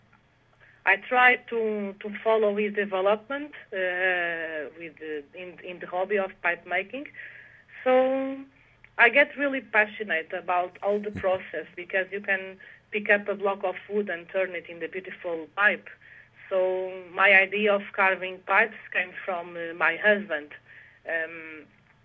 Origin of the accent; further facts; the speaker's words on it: Portugal; English is a second language; also born or lived in Netherlands; I live in Portugal since I was 3 years old, so I feel I'm much more Portuguese than Dutch. And so I grew up in Portugal